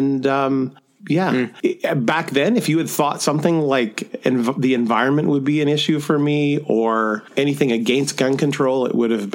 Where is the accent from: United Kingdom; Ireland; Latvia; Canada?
Canada; Southern Alberta; I grew up in Southern Alberta, farm family.